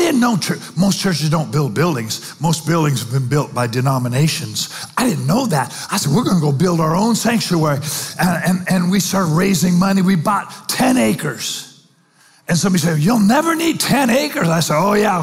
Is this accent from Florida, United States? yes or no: no; Spanaway, Washington, United States; I'm 24. I'm from Spanaway by way of rehab